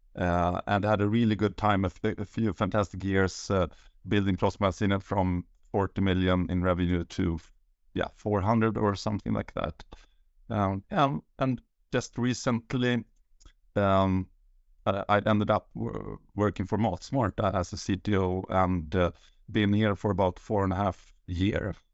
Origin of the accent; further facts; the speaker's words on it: Uppsala, Uppsala County, Sweden; moved away as an adult; now in Sollentuna, Sweden; I'm born and raised in Uppsala, and now I live with the, my family in, uh, Sollentuna